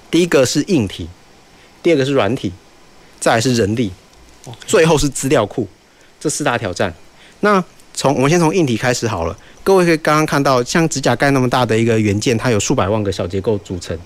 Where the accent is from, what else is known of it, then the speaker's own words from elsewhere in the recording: Taiwan; 这是让我们台湾人自豪的